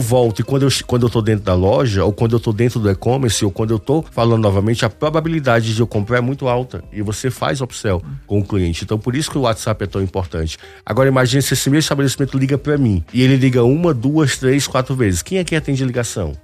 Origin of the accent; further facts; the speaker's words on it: Northeast Region, Brazil; eu sou do Nordeste e lá não, não precisa estar agasalhado